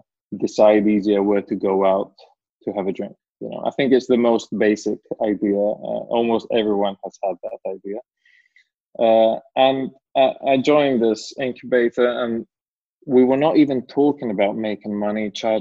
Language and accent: English; Greece; also born or lived in England; I am from Greece, but also from England, half and half